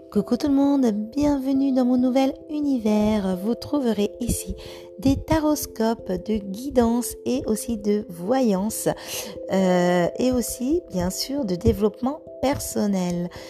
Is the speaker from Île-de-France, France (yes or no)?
no; Vosges, Grand Est, France; je viens des Vosges